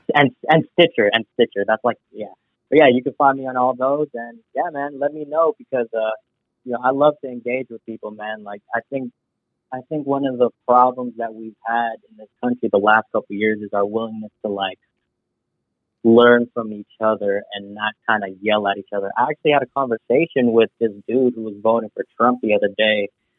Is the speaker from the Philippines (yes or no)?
yes; Philippines; growing up as a Filipino kid, I'm very family driven